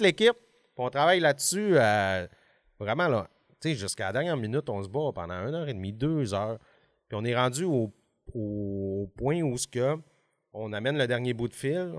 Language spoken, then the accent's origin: French; Alma, Quebec, Canada; j'ai 40 ans puis je viens d'Alma.